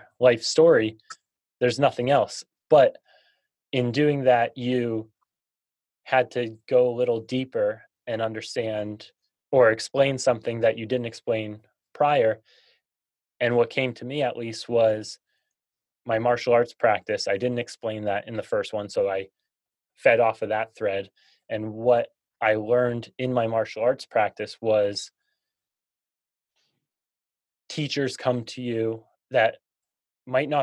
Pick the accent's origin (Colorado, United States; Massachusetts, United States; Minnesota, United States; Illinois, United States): Massachusetts, United States; I grew up in Massachusetts.